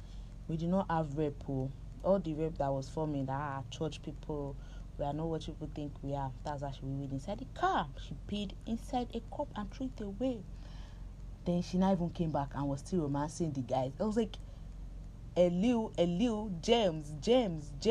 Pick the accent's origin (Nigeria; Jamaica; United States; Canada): Nigeria; I'm Nigerian